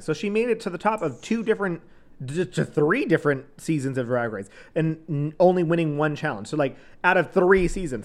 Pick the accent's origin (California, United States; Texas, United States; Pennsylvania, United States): Texas, United States; accent: Southern; growing up in Texas